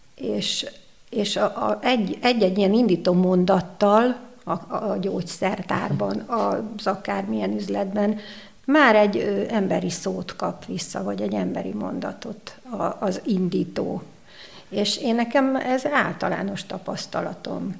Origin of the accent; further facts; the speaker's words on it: Budapest, Hungary; moved away as an adult; also born or lived in New York / Taiwan; now in Székesfehérvár, Hungary; bár a szülővárosom, de elegem lett Budapestből